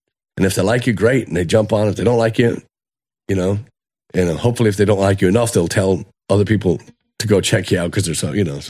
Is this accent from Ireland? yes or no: yes; Dublin, Leinster, Ireland; okay, I'm from Dublin, right?